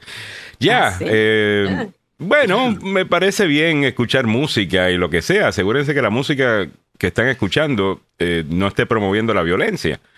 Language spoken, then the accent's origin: Spanish; Puerto Rico; soy puertorriqueño